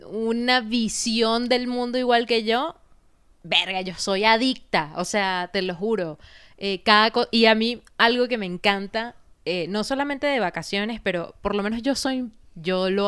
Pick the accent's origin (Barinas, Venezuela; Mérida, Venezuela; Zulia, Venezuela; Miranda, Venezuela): Barinas, Venezuela; moved away; Coño, qué ladilla que me vine de Barinas, por decirte una vaina, que no conocí ni Caracas, ¿me entiendes?